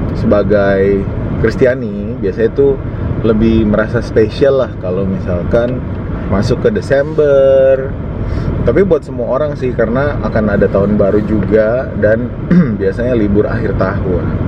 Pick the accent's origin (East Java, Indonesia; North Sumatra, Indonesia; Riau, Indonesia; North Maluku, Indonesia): North Maluku, Indonesia; Kao; also born or lived in Tobelo; now in Jakarta, Indonesia; orang Halmahera orang Maluku Utara tepatnya di Halmahera Utara di Kao dulu gue lahirnya di Kao tapi sekarang nyokap bokap gue tinggal di kota yang namanya Tobelo